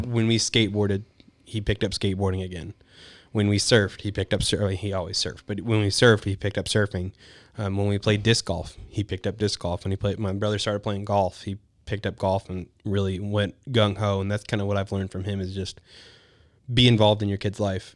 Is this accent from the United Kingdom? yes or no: no; League City, Texas, United States; also born or lived in Pasadena, Texas / East Bernard, Texas; born and raised in Texas.